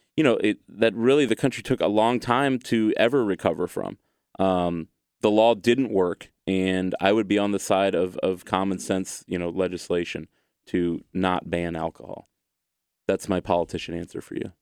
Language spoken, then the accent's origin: English; United States; I'm an American